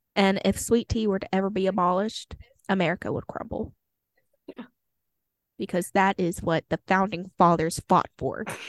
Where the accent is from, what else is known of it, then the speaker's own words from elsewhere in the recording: Texas, United States; being a Texan